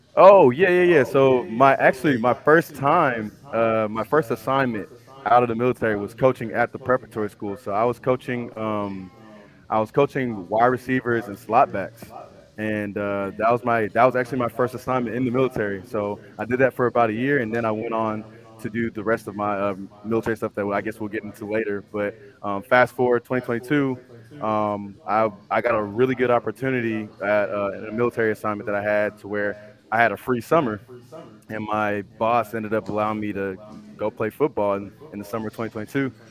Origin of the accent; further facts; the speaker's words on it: Houston, Texas, United States; I'm from Houston, Texas, born and raised.